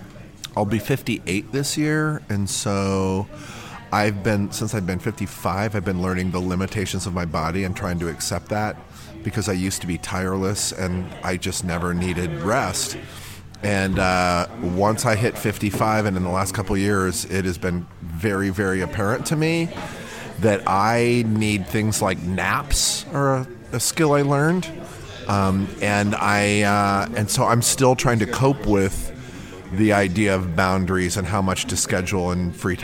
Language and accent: English; Chicago, Illinois, United States; I'm an improviser from Chicago.